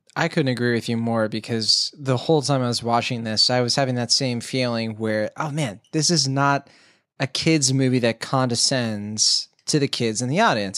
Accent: United States; As an American

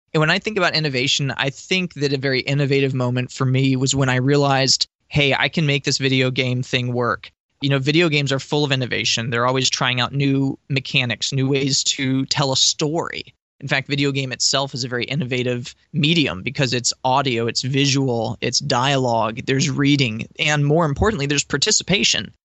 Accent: Boca Raton, Florida, United States; my hometown of uh, Boca Raton here

